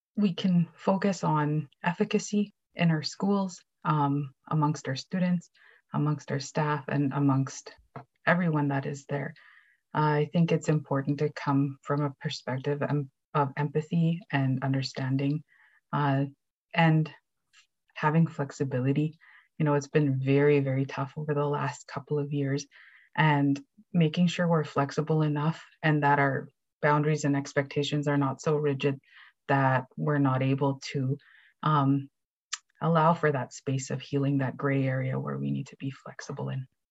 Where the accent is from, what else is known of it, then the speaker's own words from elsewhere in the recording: Canada; moved away; also born or lived in Treaty 2 territory; I am a Cree educator from Treaty 5 territory, currently living and working in Treaty 2